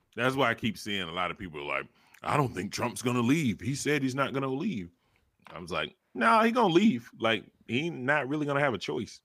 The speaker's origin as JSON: {"language": "English", "region": "the South", "country": "United States", "said": "I'm from the South"}